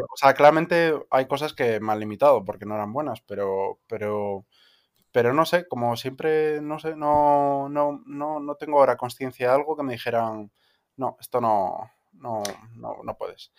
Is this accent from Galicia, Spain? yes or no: yes; Vigo, Galicia, Spain; donde crecí en Vigo